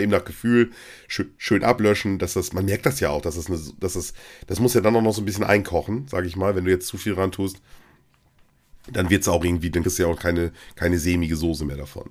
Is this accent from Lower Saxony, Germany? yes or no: yes; East Frisia, Lower Saxony, Germany; Bei uns in Ostfriesland